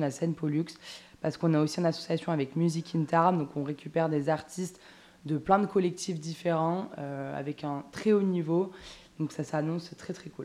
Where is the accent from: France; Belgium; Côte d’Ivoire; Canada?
France; Toulouse, Occitania; je suis toulousaine